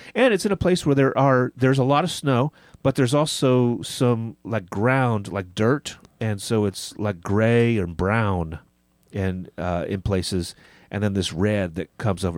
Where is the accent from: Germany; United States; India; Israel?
United States; I'm an American and I'm a Christian.